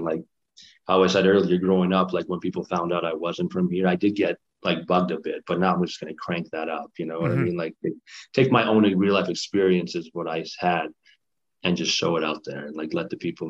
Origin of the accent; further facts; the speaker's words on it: Kosovo; I didn't want it to be just because I'm from Kosovo and you guys are Canadians kind of thing.